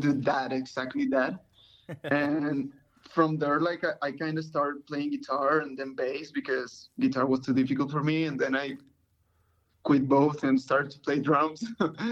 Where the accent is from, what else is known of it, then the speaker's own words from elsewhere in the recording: Mexico; now in Texas, United States; We're from Mexico. Right now we're in Texas.